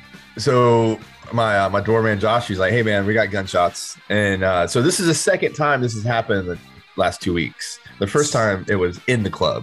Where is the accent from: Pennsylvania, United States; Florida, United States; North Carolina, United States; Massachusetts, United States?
North Carolina, United States; Fayetteville; I'm from Fayetteville, dog.